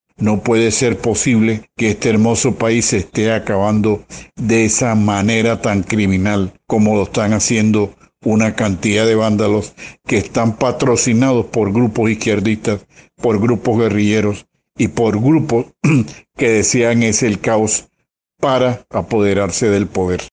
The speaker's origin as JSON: {"language": "Spanish", "country": "Colombia", "said": "como colombianos"}